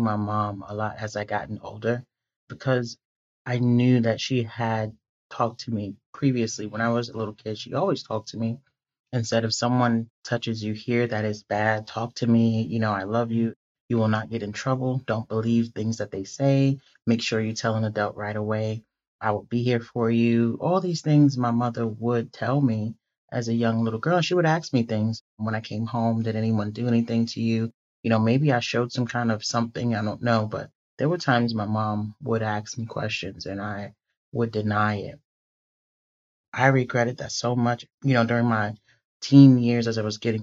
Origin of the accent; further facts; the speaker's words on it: New York City, New York, United States; growing up in the Bronx in the 80s